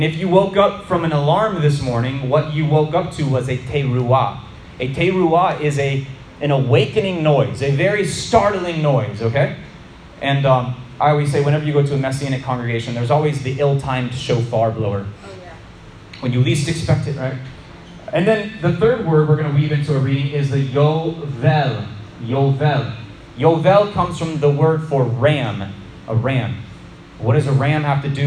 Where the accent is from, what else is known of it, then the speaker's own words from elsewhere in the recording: Florida, United States; For a Florida boy like me, growing up in Florida